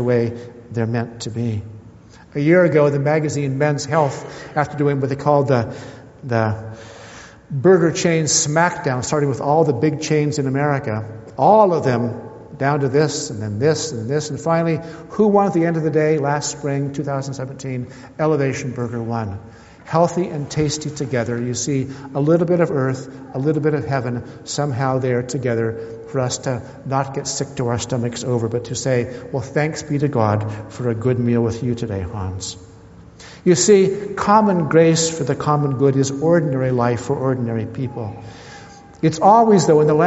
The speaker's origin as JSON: {"language": "English", "region": "California", "country": "United States", "tie": "born or raised there", "said": "I grew up in California"}